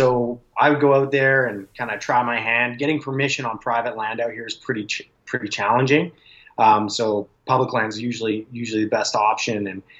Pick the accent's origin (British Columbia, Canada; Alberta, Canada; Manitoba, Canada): Alberta, Canada; Calgary; And I grew up in Calgary, so I go back out there every summer